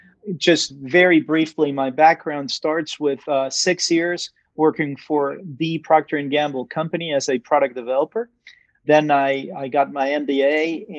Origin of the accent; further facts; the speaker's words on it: Venezuela; moved away as an adult; I was born in Venezuela. I was raised in Venezuela until I was about 18 years old, and my family was there